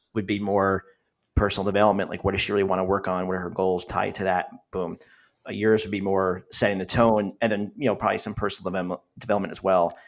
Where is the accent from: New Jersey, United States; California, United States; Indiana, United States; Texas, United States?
New Jersey, United States; So I am from New Jersey.